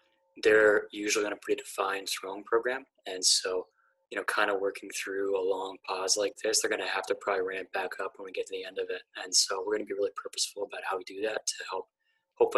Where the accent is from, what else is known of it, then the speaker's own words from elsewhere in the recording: Pittsburgh, Pennsylvania, United States; I grew up in Pittsburgh, actually, in kind of like the early to mid 1990s